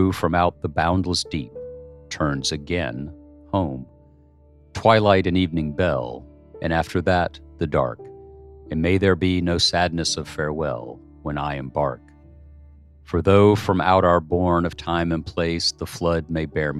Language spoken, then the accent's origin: English; United States; As an American